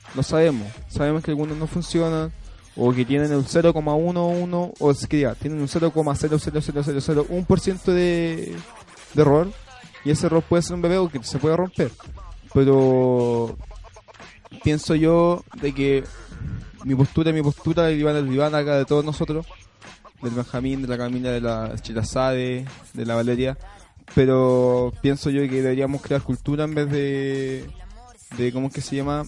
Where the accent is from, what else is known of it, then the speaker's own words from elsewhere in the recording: Chile; Somos todos hermanos porque somos chilenos